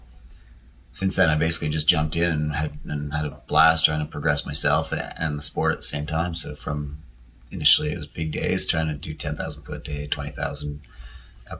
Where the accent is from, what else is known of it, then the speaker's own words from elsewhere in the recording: Sutton, Quebec, Canada; moved away as an adult; now in Revelstoke, Canada; I grew up in Quebec, south of Montreal, and I was a skier there. You know, it's this little ski town called Sutton